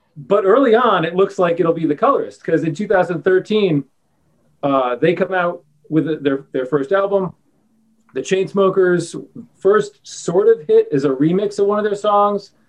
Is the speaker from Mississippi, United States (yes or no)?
no; New York, United States; I'm from New York.